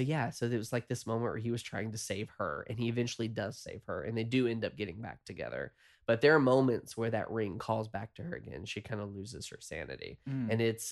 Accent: the South, United States; I'm from the South originally, and so I have a lot of difficulty dealing with issues.

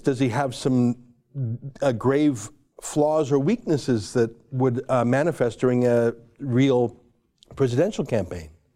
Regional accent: Canada; as a Canadian

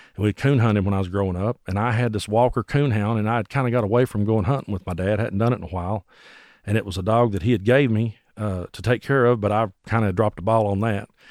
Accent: Bell County, Kentucky, United States; also born or lived in Tazewell, Tennessee; I grew up in Bell County, Kentucky

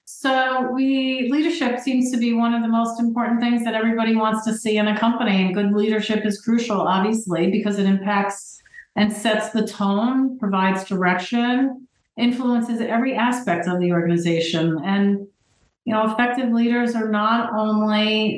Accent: New Jersey, United States; I'm from New Jersey

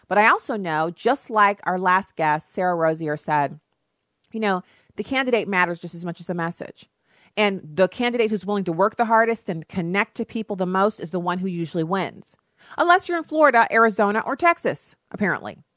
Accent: Germany; now in United States; I know it sounds weird for me to say it's so much fun to live in the United States, but I grew up in Germany. And so I love Germany. It's a beautiful country. It was a wonderful place to grow up.

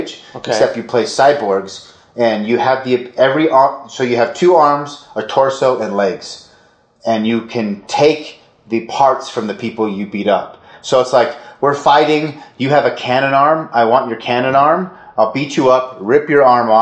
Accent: Orem, Utah, United States; I went to Orem High.

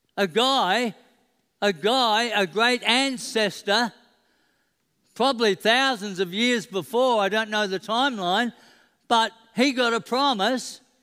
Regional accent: Queensland, Australia; I'm a Queenslander

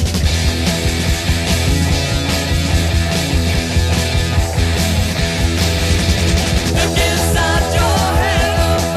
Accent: Newfoundland and Labrador, Canada; we're from Eastern Canada

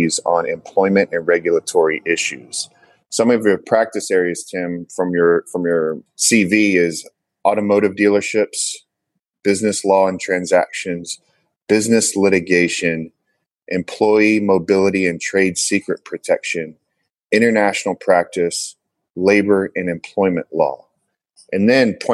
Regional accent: Houston, Texas, United States; also born or lived in Nashville; I'm from Houston and spend my time between Houston and Nashville.

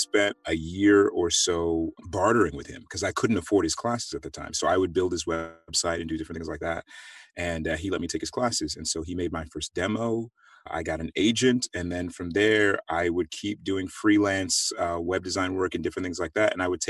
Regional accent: Missouri, United States; also born or lived in Nigeria; I was born in Nigeria. I'm of the Igbo tribe. We moved to the United States when I was a kid. I went to high school and college in Missouri.

